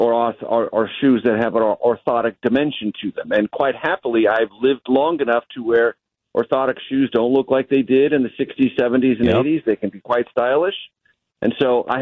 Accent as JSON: {"language": "English", "town": "San Diego", "region": "California", "country": "United States", "tie": "born or raised there", "also_born_or_lived": "Amarillo, Texas", "moved": "as an adult", "said": "I grew up in San Diego, so I didn't grow up with cowboy boots"}